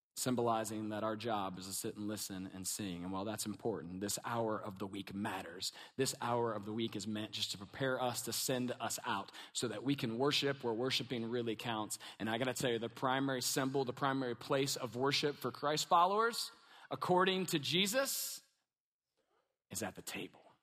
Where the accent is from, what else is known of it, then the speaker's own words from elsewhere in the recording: Kentucky, United States; We're from Kentucky, a little bit redneck